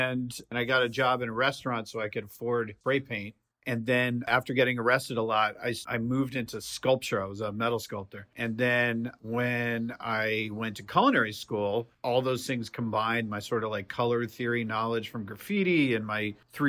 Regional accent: Massachusetts, United States; I'm from Massachusetts.

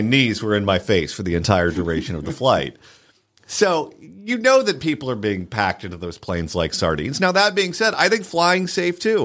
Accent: Southern California, United States; I'm from Southern California

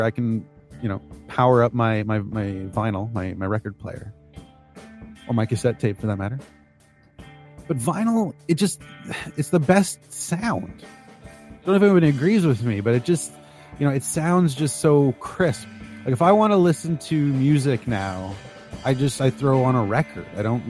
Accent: Canada; I'm a Canadian.

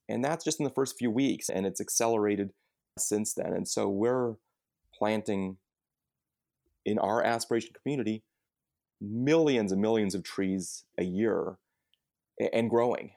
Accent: United States; we as American consumers

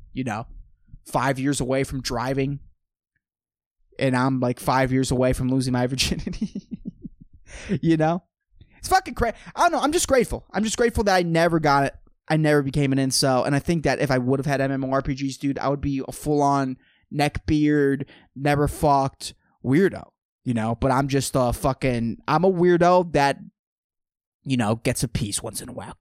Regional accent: San Lorenzo, California, United States; Growing up in San Lorenzo, dude, in a public school

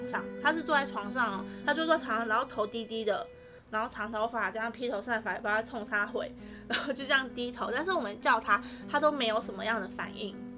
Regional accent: northern Taiwan, Taiwan; 我们是北部的学校

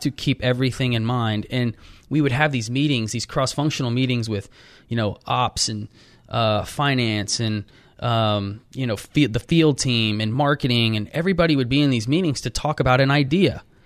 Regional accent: Austin, Texas, United States; moved away as an adult; I just grew up there

